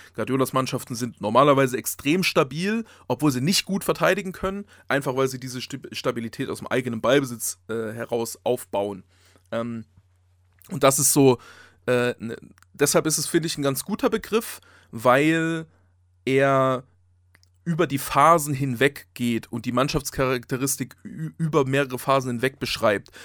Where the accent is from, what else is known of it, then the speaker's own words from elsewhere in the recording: Saxony, Germany; ich bin Sachse